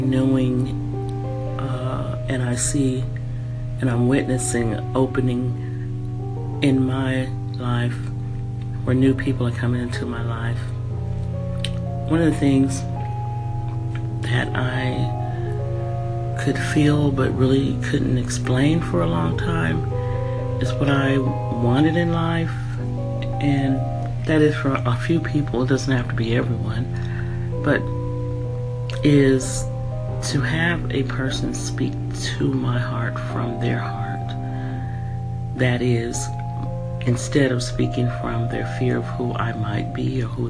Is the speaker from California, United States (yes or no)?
yes; San Francisco, California, United States; moved away as an adult; also born or lived in San Jose, California / Washington State / Denver, Colorado; I'm from California, Northern California. I was brought up in San Francisco and San Jose.